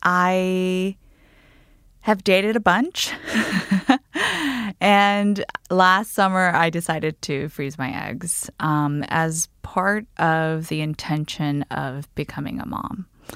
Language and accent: English; Guam; now in New York City, United States; I am a 33-year-old single woman in New York City. I grew up on Guam